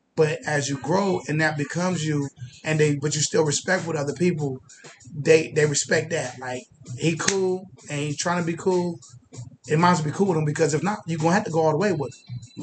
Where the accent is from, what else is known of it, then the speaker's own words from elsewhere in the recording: Columbus, Ohio, United States; I'm from the real Main Street. I'm from Old Town East